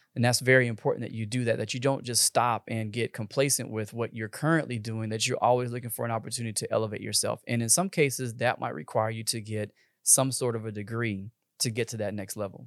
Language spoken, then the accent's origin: English; Texas, United States; I'm from Texas, born and raised, probably not ever going anywhere